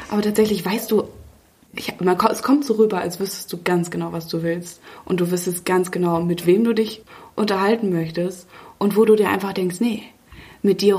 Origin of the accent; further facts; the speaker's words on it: Münster, North Rhine-Westphalia, Germany; also ich komme ursprünglich aus Münster, aus, ne, aus einer sehr beschaulichen Stadt, die aber trotzdem eine schnuckelige und coole Feierszene sogar hat.